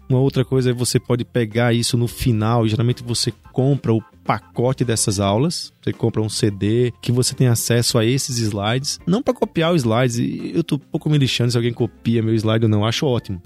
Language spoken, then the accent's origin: Portuguese; Natal, Rio Grande do Norte, Brazil; now in São Paulo, Brazil; Eu sou lá de Natal